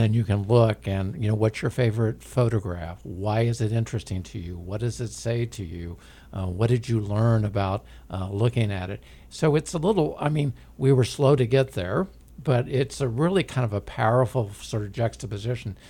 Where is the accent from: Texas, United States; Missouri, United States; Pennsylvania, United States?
Missouri, United States; Independence; I grew up in Independence. I still live there